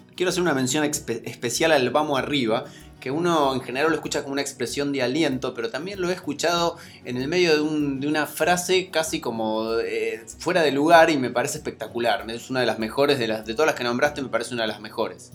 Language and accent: Spanish; Argentina; soy un argentino progre